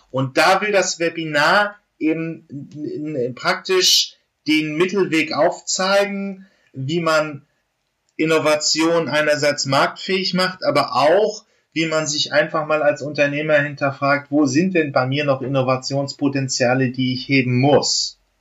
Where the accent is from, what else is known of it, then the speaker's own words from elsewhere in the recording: Germany; wir als, als Deutsche